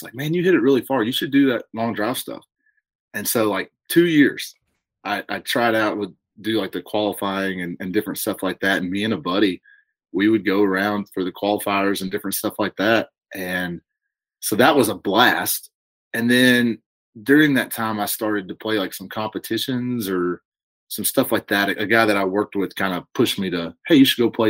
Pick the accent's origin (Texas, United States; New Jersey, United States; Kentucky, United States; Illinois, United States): Kentucky, United States; Horse Cave; also born or lived in Louisville, Kentucky; a childhood we grew up in Horse Cave, Kentucky, down in Hart County